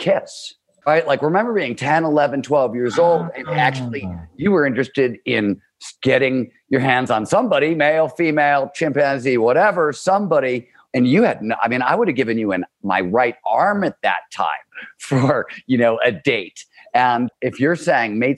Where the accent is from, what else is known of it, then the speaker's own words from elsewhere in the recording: Cleveland, Ohio, United States; I grew up in Cleveland, Ohio, wanted to be a writer